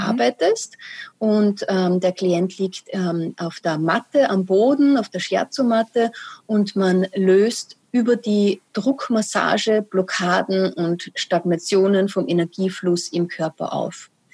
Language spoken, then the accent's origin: German; Austria; also born or lived in Vienna; bei uns in Österreich